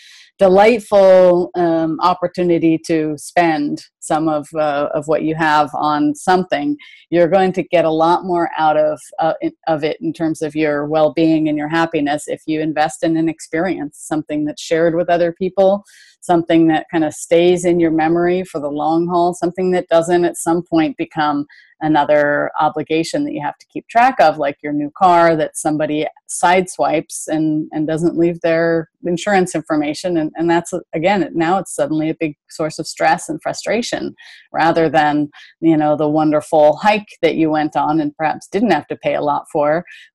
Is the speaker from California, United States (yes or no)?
yes; Berkeley, California, United States; I was raised in Berkeley, California